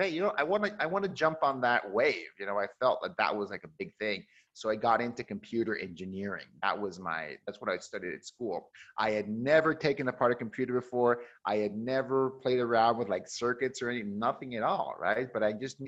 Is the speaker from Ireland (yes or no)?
no; Mexico; moved away as an adult; also born or lived in Seattle, Washington, United States; growing up in Mexico